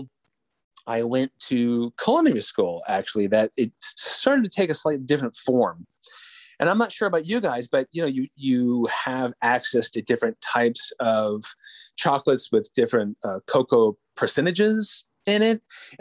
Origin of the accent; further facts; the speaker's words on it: Arlington, Virginia, United States; moved away; I'm originally from Arlington, Virginia, not a tropical place by any stretch of the imagination